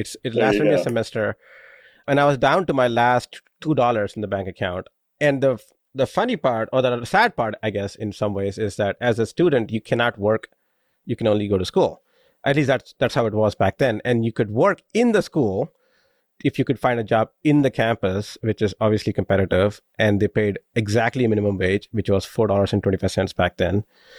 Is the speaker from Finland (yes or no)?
no; India; moved away as an adult; now in United States; I moved from India when I was 21, so I consider myself living the American dream as an immigrant.